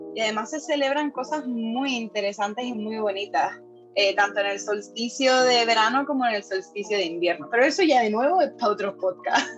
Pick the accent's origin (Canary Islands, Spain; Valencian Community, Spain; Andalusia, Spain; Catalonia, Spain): Canary Islands, Spain; moved away; also born or lived in Ireland; en Canarias, que es de donde yo soy